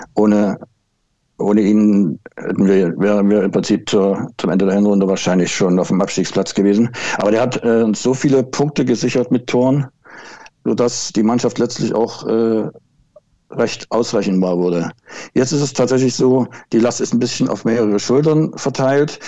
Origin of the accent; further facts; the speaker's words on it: Altenburg, Thuringia, Germany; moved away as an adult; also born or lived in Wismar; now in Schwerin, Germany; Ich bin geboren und aufgewachsen in Thüringen, in Altenburg